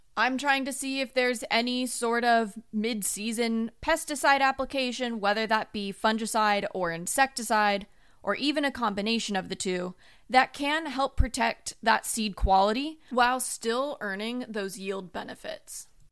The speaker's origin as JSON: {"language": "English", "town": "Long Beach", "region": "California", "country": "United States", "moved": "yes", "lives_now": "North Carolina, United States", "said": "I am originally from Long Beach, California"}